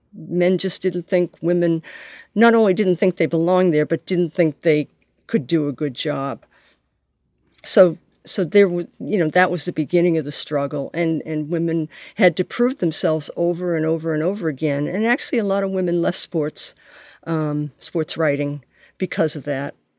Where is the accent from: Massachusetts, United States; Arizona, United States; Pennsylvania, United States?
Massachusetts, United States; Boston; I grew up in the Boston area